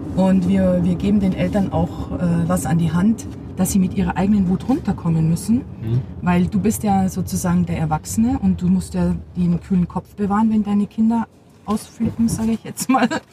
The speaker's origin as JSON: {"language": "German", "region": "Bavaria", "country": "Germany", "tie": "born or raised there", "said": "ich bin ja äh, bayerisches Mädchen, auch so erzogen"}